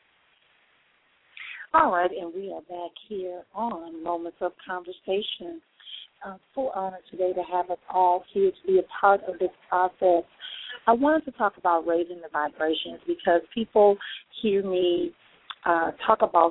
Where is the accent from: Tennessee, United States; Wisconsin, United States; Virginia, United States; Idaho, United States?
Wisconsin, United States; Milwaukee; my hometown, Milwaukee, Wisconsin